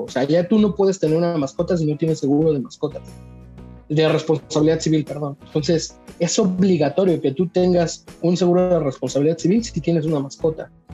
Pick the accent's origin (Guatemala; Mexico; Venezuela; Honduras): Mexico; creo yo que como mexicanos